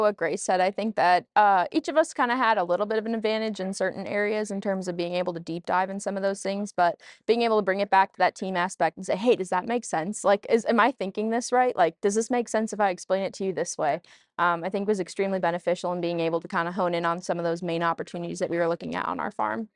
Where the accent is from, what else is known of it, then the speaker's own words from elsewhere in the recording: Allenton, Wisconsin, United States; my hometown, Farmers Green in Feed and Allenton